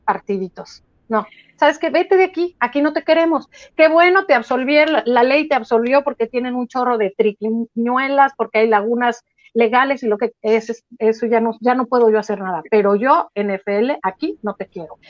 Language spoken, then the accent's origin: Spanish; Mexico; como mexicanas